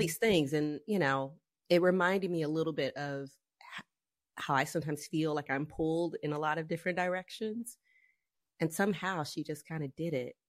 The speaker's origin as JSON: {"language": "English", "region": "the South", "country": "United States", "tie": "born or raised there", "said": "I grew up in the South, um, in the eighties"}